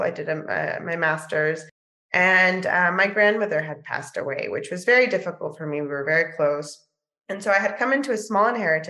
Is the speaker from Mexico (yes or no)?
yes; Mexico; And hopefully we'll be bringing programmings to the States and to Mexico, my home country, in the future.